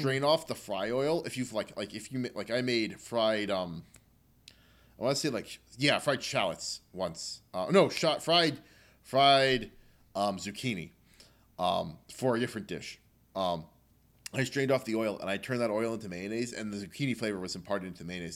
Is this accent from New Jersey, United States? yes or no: yes; New Jersey, United States; moved away; also born or lived in Baltimore; I was coming from New Jersey, like, the land of a thousand diners